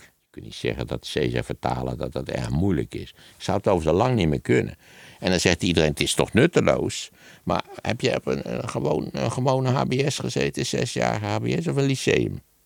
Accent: Wageningen, Gelderland, Netherlands; Ik ben natuurlijk opgegroeid in Wageningen

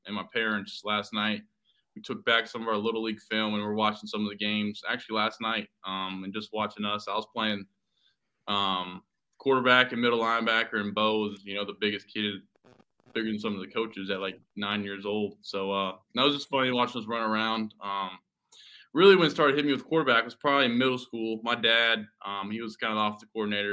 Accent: North Carolina, United States; my home state. This is obviously, what I grew up

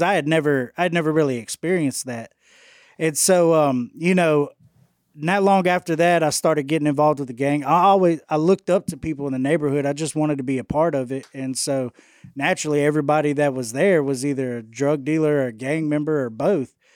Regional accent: Houston, Texas, United States; now in West Monroe, United States; born and raised in Houston, Texas

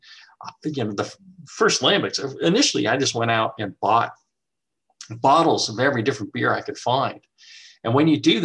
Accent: United States; being an American

